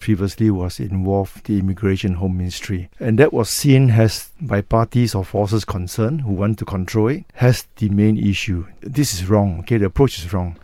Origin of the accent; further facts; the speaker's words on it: Malaysia; as a Malaysian race